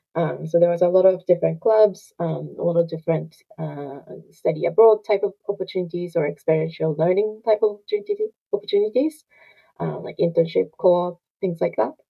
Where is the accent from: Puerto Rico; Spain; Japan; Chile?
Japan; Hokkaido; English is a second language; moved away as an adult; also born or lived in Asahikawa, Hokkaido; now in Canada; I'm originally from Hokkaido, Japan. I grew up in a small town in the north of Hokkaido.